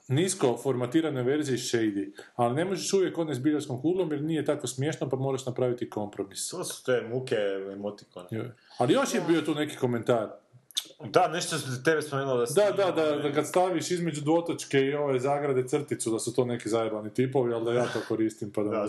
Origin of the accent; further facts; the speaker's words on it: Zagreb, City of Zagreb, Croatia; ja sam iz Zagreba